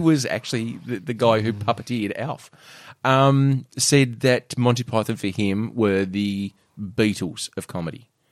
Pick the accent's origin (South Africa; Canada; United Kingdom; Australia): Australia; an Aussie man